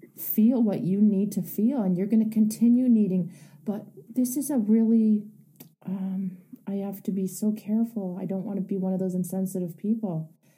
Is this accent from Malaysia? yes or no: no; Canada; I I'm Canadian